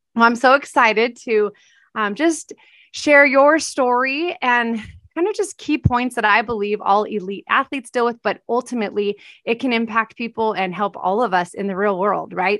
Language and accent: English; California, United States; I'm from Cal-, California